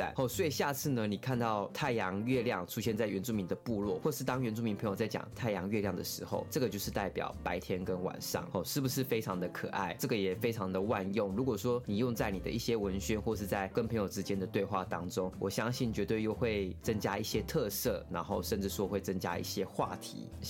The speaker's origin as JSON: {"language": "Chinese", "region": "Pingtung County", "country": "Taiwan", "said": "我是来自屏东的排湾族，"}